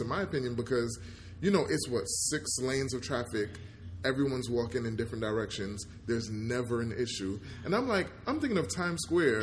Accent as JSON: {"language": "English", "region": "New York", "country": "United States", "tie": "born or raised there", "said": "I remember growing up in New York"}